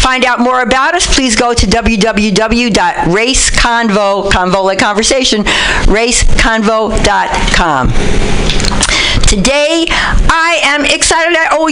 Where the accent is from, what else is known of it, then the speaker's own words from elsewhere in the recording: New York City, New York, United States; now in Berkeley, United States; I'm from the Bronx, and I live in Berkeley, but I'm still from the Bronx